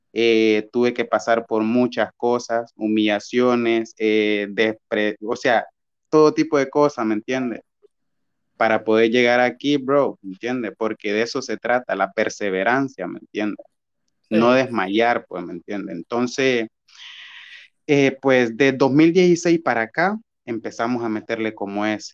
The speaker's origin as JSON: {"language": "Spanish", "town": "Batalla", "region": "Colón", "country": "Honduras", "said": "soy de batalla"}